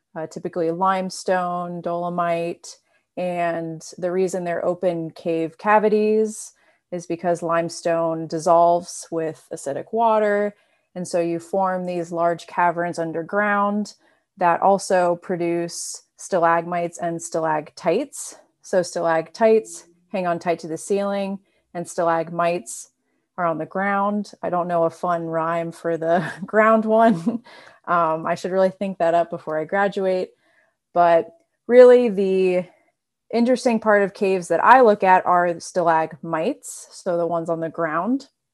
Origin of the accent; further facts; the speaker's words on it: North Carolina, United States; moved away as an adult; now in Madison, United States; I'm also from North Carolina, as Rudy is